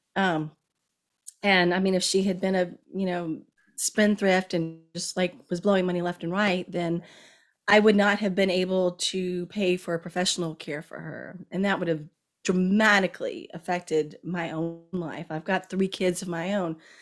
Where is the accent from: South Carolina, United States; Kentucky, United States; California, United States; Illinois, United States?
Kentucky, United States; moved away as an adult; also born or lived in Washington, D.C.; I'm from Kentucky and my mom was living in Kentucky